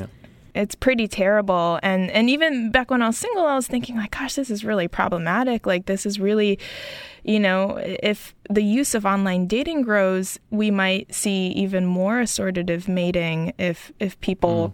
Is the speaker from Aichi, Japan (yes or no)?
no; Tokyo, Japan; joining from my hometown of Tokyo